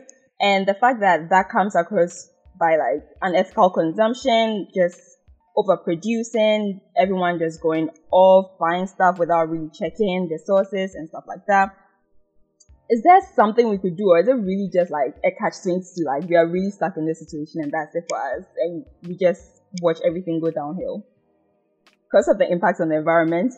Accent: Ghana; growing up in Ghana

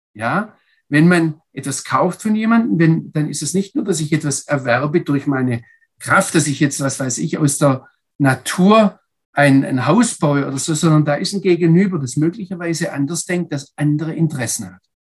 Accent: Germany; als Deutsche

